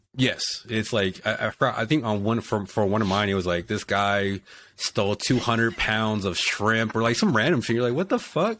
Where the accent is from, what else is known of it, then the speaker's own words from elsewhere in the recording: Texas, United States; moved away as an adult; also born or lived in South Dakota; I'm from Texas and I get stationed in South Dakota.